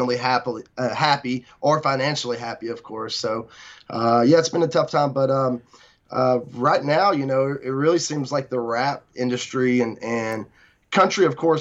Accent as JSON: {"language": "English", "town": "Bremen", "region": "Georgia", "country": "United States", "tie": "born or raised there", "said": "Bremen Town Festival, which is my hometown, Bremen, Georgia"}